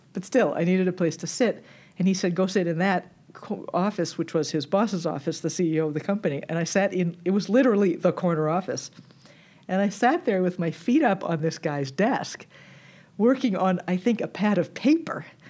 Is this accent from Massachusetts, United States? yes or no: yes; Newton, Massachusetts, United States; I grew up extremely far from here in Newton, Massachusetts